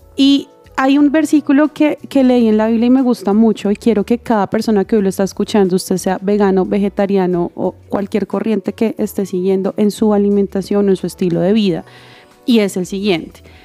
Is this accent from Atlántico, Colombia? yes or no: no; Bogotá, Colombia; also born or lived in Santander; yo nací en Bogotá, pero toda mi familia es Santander